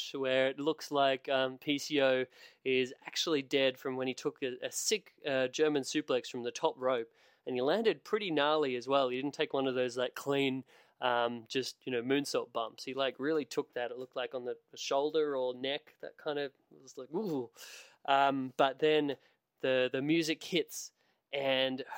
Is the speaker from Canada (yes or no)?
no; Australia; as an Australian